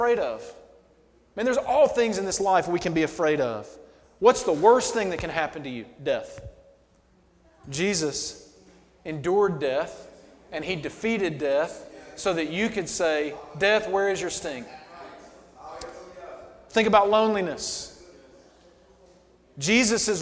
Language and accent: English; Alabama, United States; moved away as an adult; now in New York, United States; So I've lived in New York for 8 years now. But I grew up in Alabama.